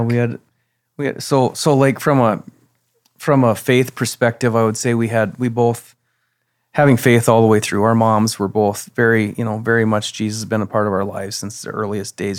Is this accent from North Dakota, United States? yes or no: yes; Watford City, North Dakota, United States; also born or lived in Fargo, North Dakota / Denver, Colorado; I'm from Watford City